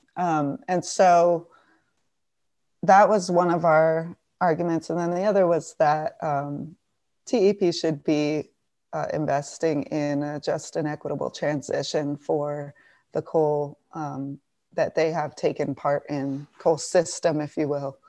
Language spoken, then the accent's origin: English; Tucson, Arizona, United States; I'm from Tucson.